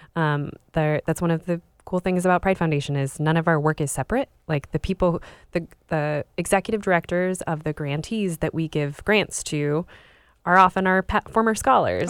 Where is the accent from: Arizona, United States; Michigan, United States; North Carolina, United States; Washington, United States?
Washington, United States; Spokane; I was, uh, raised in Spokane, Washington, so on the east side of the state